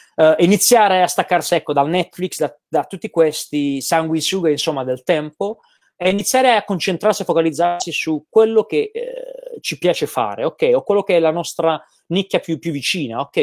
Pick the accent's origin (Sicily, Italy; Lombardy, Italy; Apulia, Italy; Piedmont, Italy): Apulia, Italy; Gravina in Puglia; moved away as an adult; also born or lived in Milan; now in Tenerife, Spain; nel mio paesino, a Gravina in Puglia